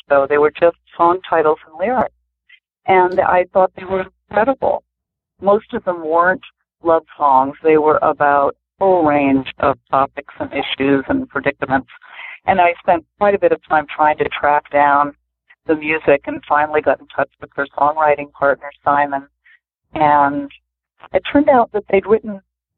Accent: Providence, Rhode Island, United States; now in Cambridge, United States; I grew up mostly in Providence, Rhode Island, and so I was an urban girl, city girl

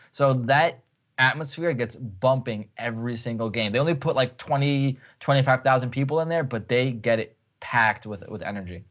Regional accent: Ukraine; moved away; I was born in Ukraine

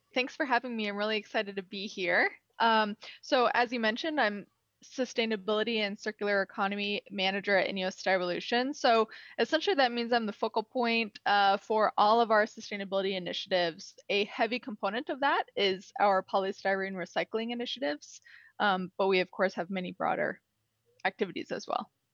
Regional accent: Illinois, United States; also born or lived in Freeport, Texas; I'm from Illinois. I went to college in Illinois.

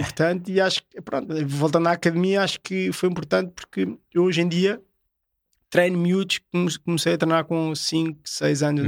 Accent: Portugal; also born or lived in France; O único português que está aqui

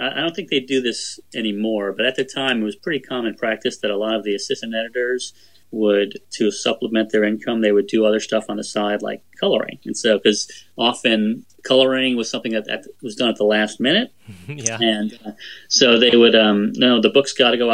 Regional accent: New York, United States; I grew up in New York

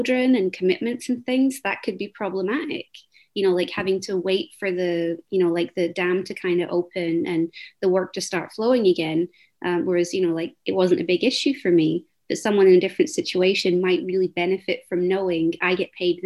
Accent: Scotland, United Kingdom; I'm from Scotland.

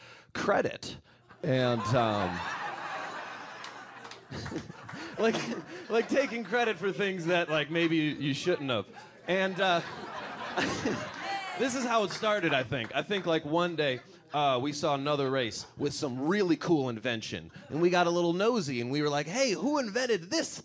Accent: Detroit, Michigan, United States; Growing up around Detroit

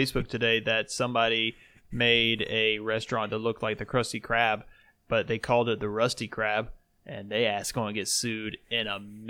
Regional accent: Indiana, United States; We're best friends from Indiana.

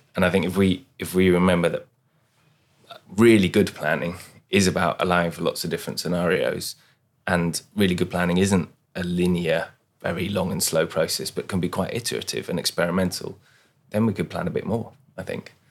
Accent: London, United Kingdom; now in Sweden; I come from London, which is a city where integration is when you can express your difference.

